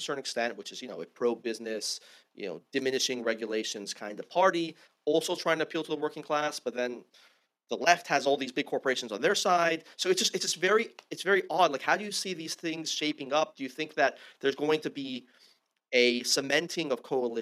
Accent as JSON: {"language": "English", "region": "California", "country": "United States", "tie": "born or raised there", "said": "growing up in California"}